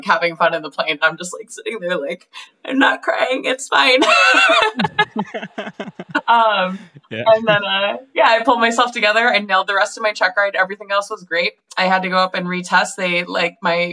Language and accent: English; Minnesota, United States; I grew up in Minnesota